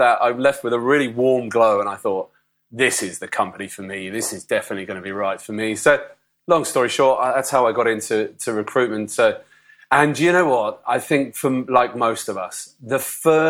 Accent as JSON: {"language": "English", "country": "United Kingdom", "also_born_or_lived": "London", "moved": "as an adult", "said": "if you wanted to go to Australia as a Brit, on a work permit for a year, you had to go before the age of 30. So I was, I think, 29 at the time"}